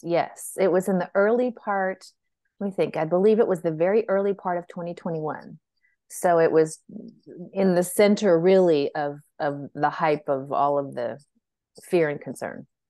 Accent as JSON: {"language": "English", "town": "San Francisco", "region": "California", "country": "United States", "tie": "born or raised there", "also_born_or_lived": "Texas", "moved": "as an adult", "said": "I was actually born and raised in Northern California, in beautiful San Francisco"}